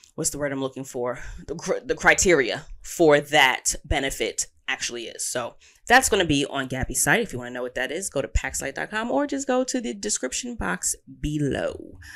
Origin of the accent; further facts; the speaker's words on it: United States; As an American, our passport has pretty substantial weight